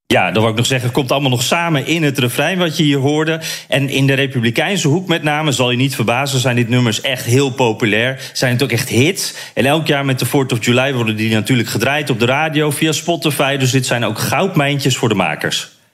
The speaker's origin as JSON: {"language": "Dutch", "country": "Netherlands", "said": "als Nederlander"}